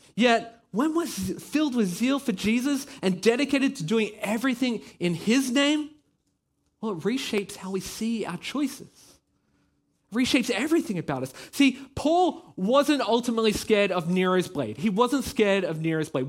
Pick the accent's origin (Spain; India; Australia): Australia; now in Belgium; I am Australian. Yeah, you can probably hear it in my voice